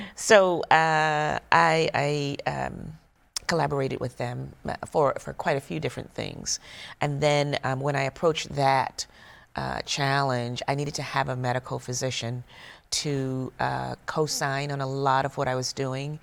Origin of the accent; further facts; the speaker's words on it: South Carolina, United States; moved away; also born or lived in Georgia; I'm from South Carolina